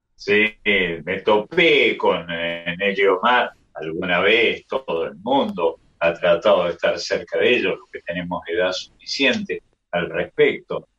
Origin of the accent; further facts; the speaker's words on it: Córdoba, Argentina; nosotros tenemos los cordobeses unos ríos que son un remedo de ríos